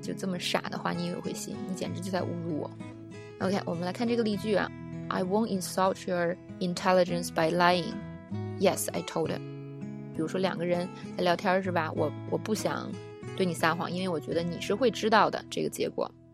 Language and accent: Chinese; China; 作为中国人通常能比较了解